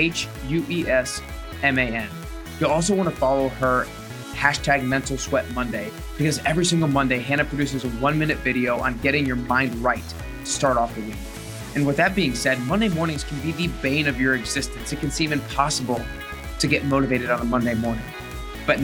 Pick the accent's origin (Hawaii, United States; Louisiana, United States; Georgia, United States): Georgia, United States; Atlanta; I'm from Atlanta. We played baseball there